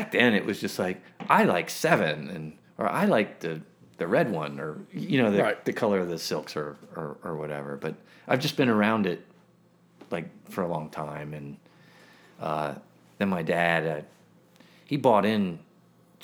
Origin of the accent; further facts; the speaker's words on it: Silver Spring, Maryland, United States; now in Richmond, United States; I grew up in Silver Spring, Maryland